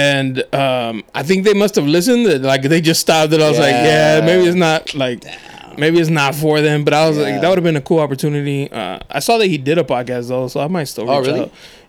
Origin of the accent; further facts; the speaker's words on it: National City, California, United States; when I was younger, I grew up in National City